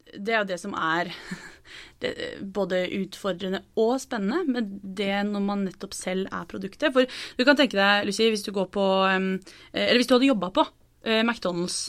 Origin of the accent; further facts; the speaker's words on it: Norway; jeg er fra Norge